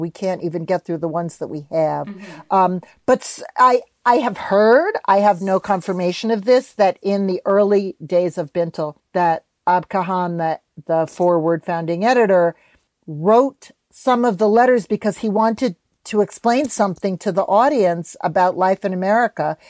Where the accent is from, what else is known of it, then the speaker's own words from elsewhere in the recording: New York, United States; I'm a New Yorker